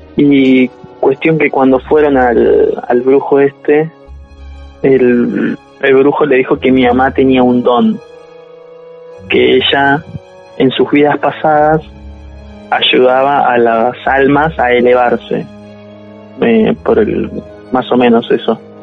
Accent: Buenos Aires, Argentina; now in Santos Lugares, Argentina; nací acá en Argentina, eh, pero en Capital.

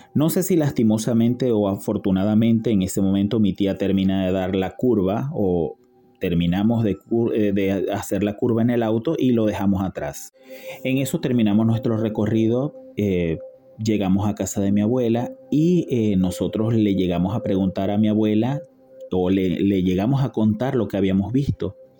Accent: Venezuela; now in Buenos Aires, Argentina; soy de Venezuela pero vivo actualmente en Buenos Aires, Argentina.

